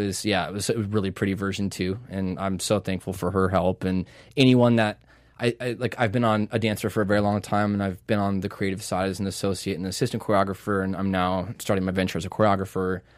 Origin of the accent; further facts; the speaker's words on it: Seattle, Washington, United States; moved away as an adult; now in Los Angeles, United States; I'm from Seattle